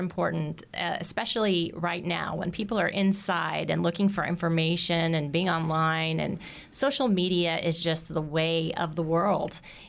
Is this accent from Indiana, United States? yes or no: yes; Indiana, United States; And because I'm originally from Indiana, I'm pretty sure they must also have cows.